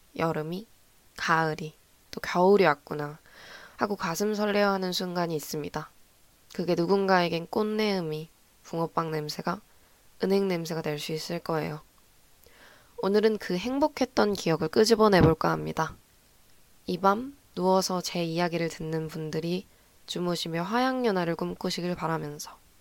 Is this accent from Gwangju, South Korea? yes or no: yes; Gwangju, South Korea; 저는 제가 전남 출신이고 제가 광주 출신이다 보니까